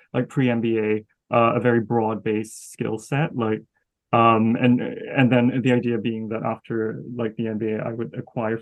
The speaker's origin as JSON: {"language": "English", "country": "Malaysia", "tie": "born or raised there", "also_born_or_lived": "United States / France", "moved": "as an adult", "lives_now": "London, United Kingdom", "said": "growing up in Malaysia."}